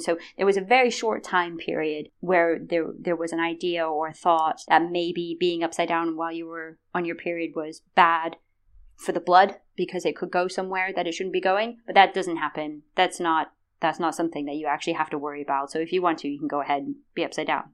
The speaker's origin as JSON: {"language": "English", "country": "United States", "moved": "as an adult", "lives_now": "United Kingdom", "said": "I tend to only tell people I'm American"}